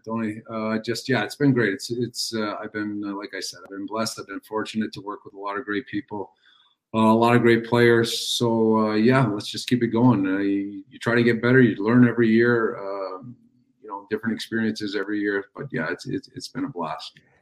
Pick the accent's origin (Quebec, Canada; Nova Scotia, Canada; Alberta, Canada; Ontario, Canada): Quebec, Canada; Montreal; my hometown club, a team that I watched growing up